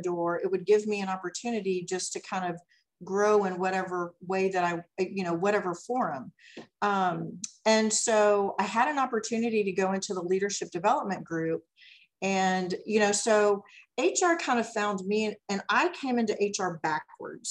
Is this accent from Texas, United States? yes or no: yes; Dallas, Texas, United States; also born or lived in Garland, Texas; I actually grew up in Dallas. And, you know, I went to high school in Garland